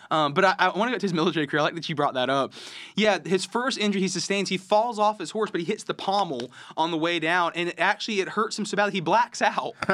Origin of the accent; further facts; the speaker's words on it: Okeechobee, Florida, United States; I'm from Okeechobee.